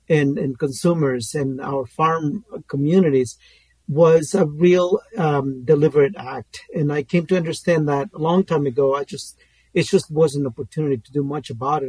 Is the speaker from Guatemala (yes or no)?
yes; Guatemala; moved away; I'm originally from Guatemala. I grew up in the rainforest of Guatemala